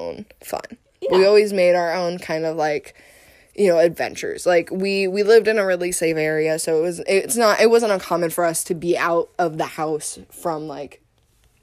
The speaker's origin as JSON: {"language": "English", "town": "Columbus", "country": "United States", "tie": "born or raised there", "moved": "yes", "said": "I grew up in Columbus"}